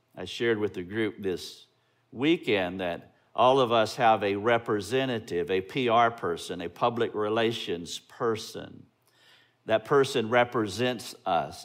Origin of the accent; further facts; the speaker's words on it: Greenville, South Carolina, United States; We're from Greenville, South Carolina